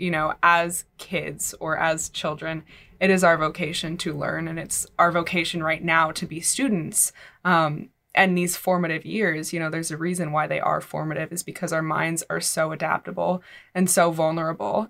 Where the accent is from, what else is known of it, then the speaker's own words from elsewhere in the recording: California, United States; moved away; I'm from California.